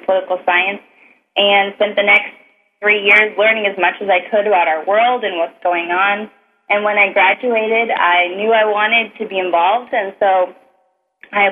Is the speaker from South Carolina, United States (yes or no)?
no; Minnesota, United States; I grew up in Minnesota